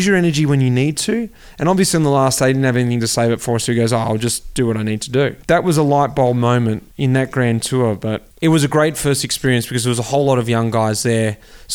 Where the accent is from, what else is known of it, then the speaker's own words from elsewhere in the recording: Melbourne, Victoria, Australia; moved away as an adult; also born or lived in Belgium; my hometown, Melbourne, out the back of Hurstbridge, King Lake.